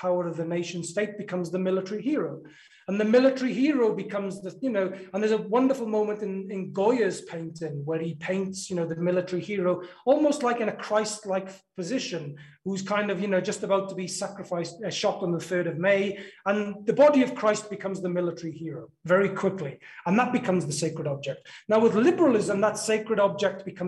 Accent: South Wales Valleys, United Kingdom; life growing up in the South Wales Valleys

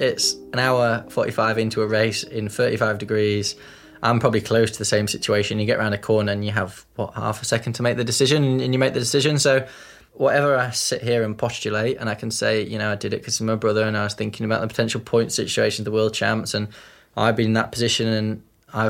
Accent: Yorkshire and the Humber, United Kingdom; we're from Yorkshire

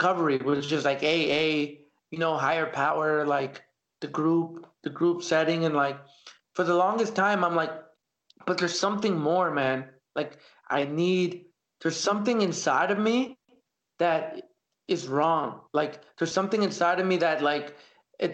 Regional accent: Canada; also born or lived in El Salvador; growing up here in Canada

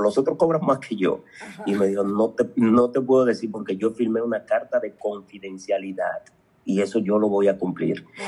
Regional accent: Dominican Republic; Yo nací en un campo llamado Jamey, muy pobre, muy pobrecito

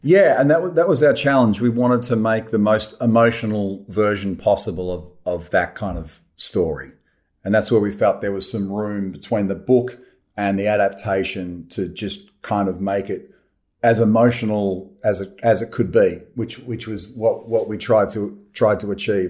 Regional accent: Australia; I love being Australian. I love it here.

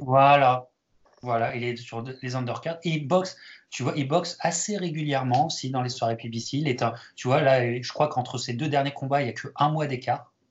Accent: France; en tant que Français

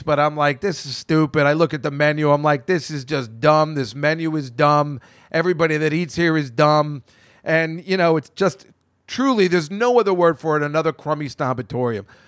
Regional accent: New Hampshire, United States; born or raised there

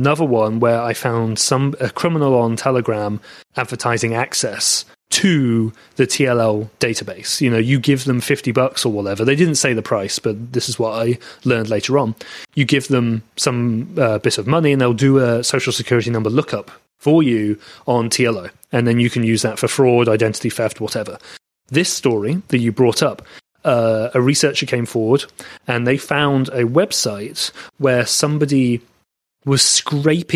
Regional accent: England, United Kingdom; accent: English; moved away; I'm English based on my accent

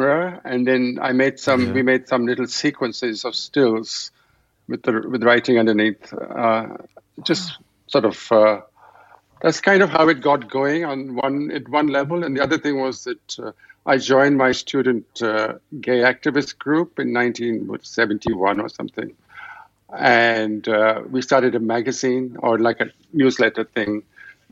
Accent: Delhi, India; moved away; also born or lived in Canada; I grew up in Delhi at a time really like just when TV just about arrived

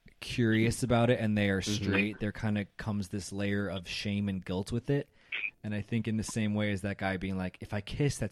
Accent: Chicago, Illinois, United States; Oh, my hometown.

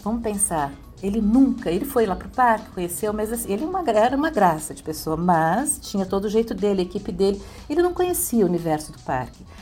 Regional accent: São Paulo, Brazil; eu sou de São Paulo, eu sou do Sul

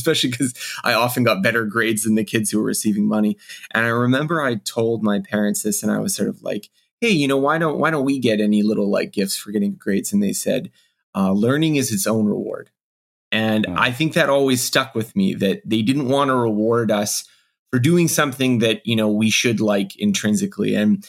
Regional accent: Canada; I am Canadian

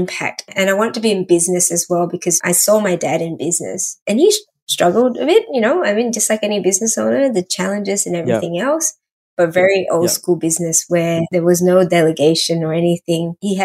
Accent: Singapore; first language English; also born or lived in Malaysia; I was born in Malaysia. We moved to Singapore when I was about 4.

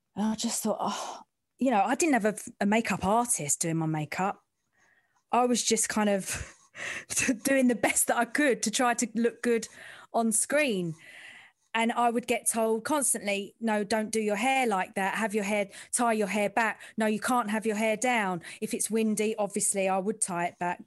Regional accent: London, United Kingdom; I'm from the East End

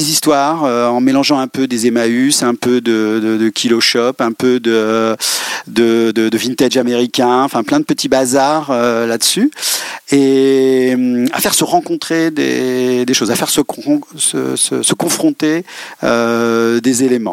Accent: Rennes, Brittany, France; Oui, je suis né à Rennes.

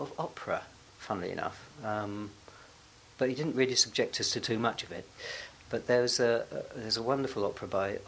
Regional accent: Hornchurch, London, United Kingdom; now in London, United Kingdom; I was brought up in Hornchurch, Essex

